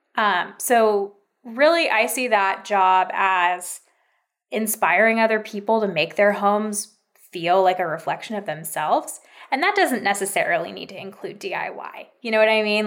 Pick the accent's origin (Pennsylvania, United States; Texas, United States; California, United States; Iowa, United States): California, United States; moved away as an adult; I'm actually from California